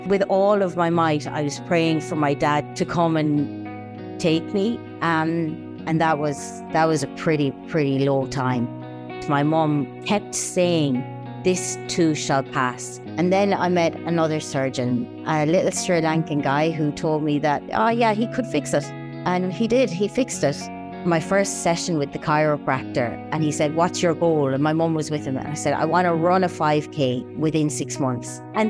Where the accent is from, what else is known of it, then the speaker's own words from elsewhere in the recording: Ireland; now in United Arab Emirates; I'm Irish, born and raised in a little village between two lovely mountain ranges in the south of the island. I've been in the UAE for almost 11 years now